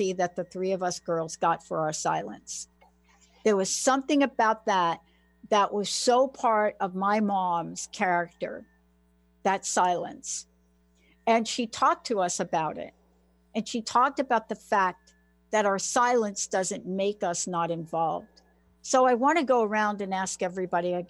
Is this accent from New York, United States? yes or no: yes; New York City, New York, United States; I grew up in the Bronx